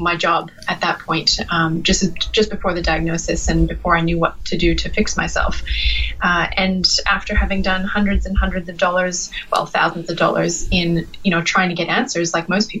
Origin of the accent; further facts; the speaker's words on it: British Columbia and Alberta, Western Canada, Canada; moved away; I'm from the west side, the west coast. So in BC and Alberta, kind of both